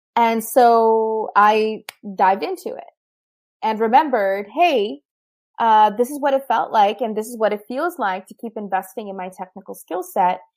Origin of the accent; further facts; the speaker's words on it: Pakistan; moved away; as a Pakistani